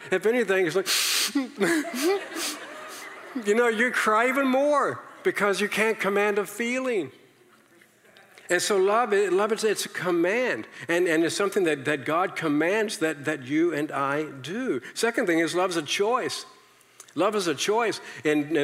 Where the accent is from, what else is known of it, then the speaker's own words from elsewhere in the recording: Virginia, United States; I came from the South, okay? I'm from Virginia